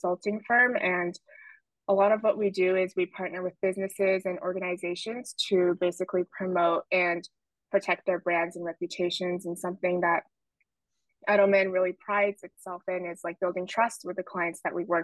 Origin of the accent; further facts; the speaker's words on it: Los Angeles, California, United States; moved away as an adult; also born or lived in Baltimore, Maryland; now in New York, United States; I grew up in Los Angeles, California